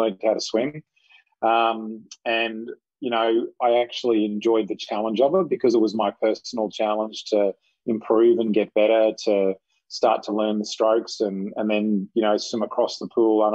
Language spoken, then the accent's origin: English; Queensland, Australia; I'm a Queenslander, born and raised.